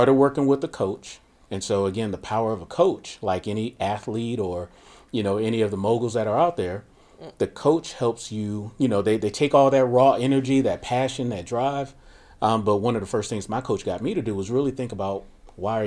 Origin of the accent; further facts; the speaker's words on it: Miami, Florida, United States; born and raised in Miami, Florida during the cocaine 80s